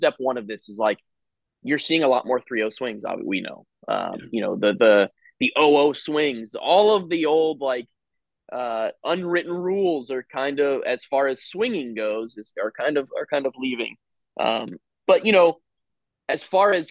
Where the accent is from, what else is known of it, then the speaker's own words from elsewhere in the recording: Jupiter, Florida, United States; I grew up in Jupiter, Florida